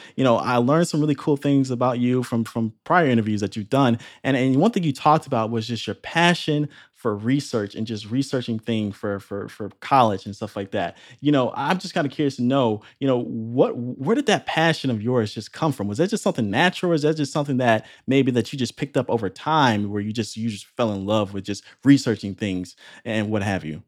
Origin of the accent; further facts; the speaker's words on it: Chicago, Illinois, United States; moved away; back to my hometown of Chicago